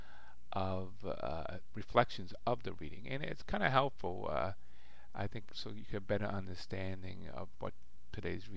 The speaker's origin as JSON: {"language": "English", "town": "Boston", "region": "Massachusetts", "country": "United States", "said": "I'm in from Boston"}